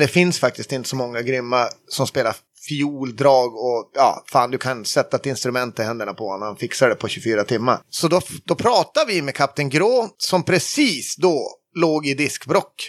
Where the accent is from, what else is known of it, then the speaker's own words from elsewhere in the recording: a small village outside Skellefteå, Västerbotten County, Sweden; moved away as an adult; also born or lived in Falun; är från uh, eh, KG, en liten by utanför Skellefteå uppe i eh, norraste Norrland